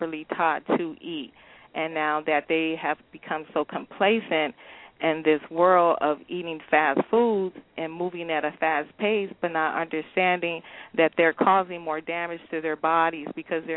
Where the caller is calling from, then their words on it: California, United States; I'm calling from California